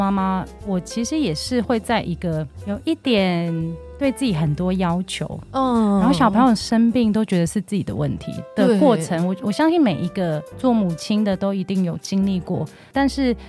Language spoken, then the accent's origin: Chinese; Hong Kong; 我现在是全职妈妈，我有两个男孩，一个五岁，一个九岁。那我是香港人，